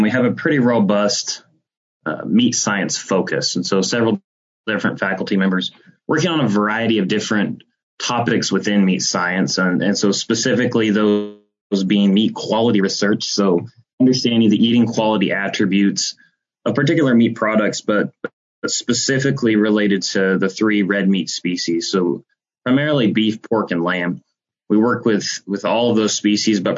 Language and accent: English; South Central Kansas, United States; moved away as an adult; also born or lived in Colorado / Texas; I'm originally from South Central Kansas, grew up with a agriculture background